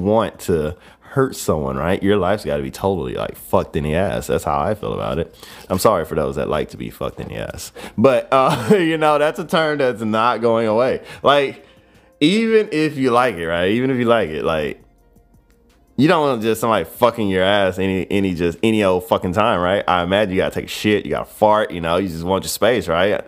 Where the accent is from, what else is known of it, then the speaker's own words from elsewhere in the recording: United States; I am American to the fucking T